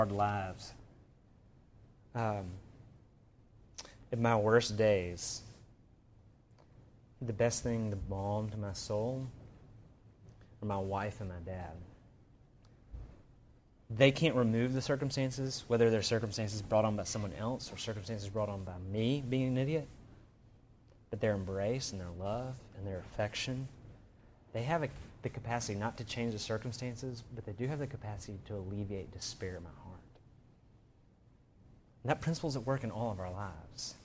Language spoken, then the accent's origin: English; Birmingham, Alabama, United States; I grew up in Birmingham. We actually went to high school together.